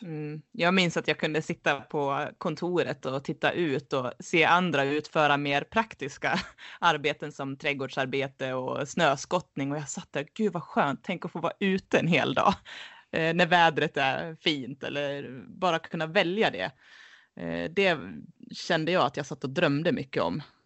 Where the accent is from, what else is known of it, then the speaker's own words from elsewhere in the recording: Leksand, Dalarna County, Sweden; moved away as an adult; uppväxt här i Leksand